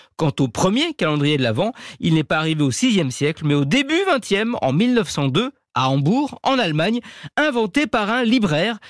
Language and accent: French; France; chez nous en France